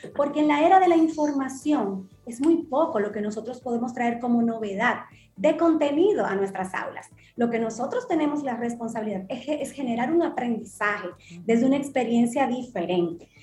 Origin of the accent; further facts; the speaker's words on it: Dominican Republic; como dominicanos